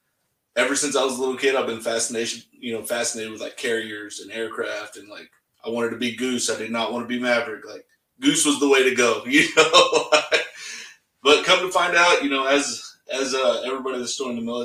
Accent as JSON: {"language": "English", "town": "Bronte", "region": "Texas", "country": "United States", "tie": "born or raised there", "said": "So I grew up in Bront, Texas. It was like population like 700"}